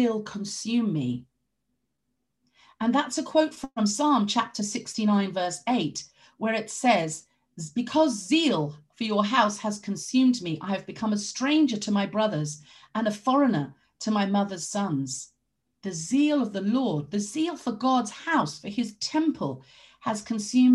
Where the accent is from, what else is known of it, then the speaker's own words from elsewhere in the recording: London, United Kingdom; moved away; I grew up partly in London